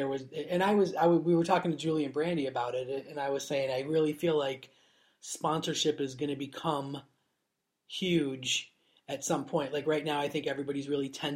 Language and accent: English; Niagara Falls, New York, United States; moved away as an adult; now in United Kingdom; I grew up in Niagara Falls. So. On the New York side.